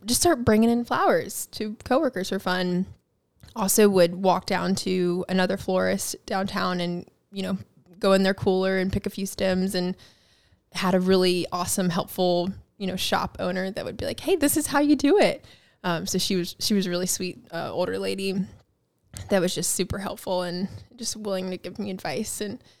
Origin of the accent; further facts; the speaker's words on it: Mount Pleasant, South Carolina, United States; also born or lived in Charleston / Edisto / Walterboro / Hollywood, South Carolina; I was born here in Charleston, raised in Mount Pleasant.